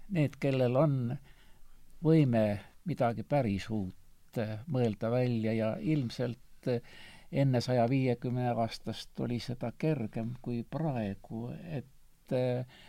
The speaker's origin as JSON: {"language": "Estonian", "country": "Estonia", "said": "ma olen eestlane"}